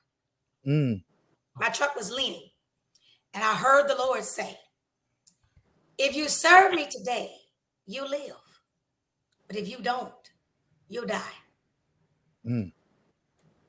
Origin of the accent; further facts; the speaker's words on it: Des Moines, Iowa, United States; moved away; also born or lived in Minneapolis, Minnesota; My hometown is Des Moines, Iowa